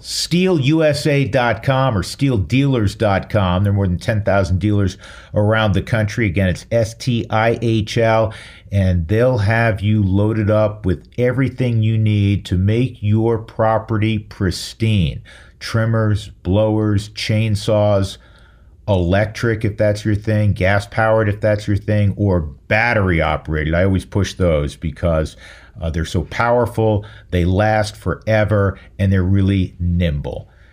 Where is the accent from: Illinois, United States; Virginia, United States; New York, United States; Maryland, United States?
New York, United States; moved away; I am from New York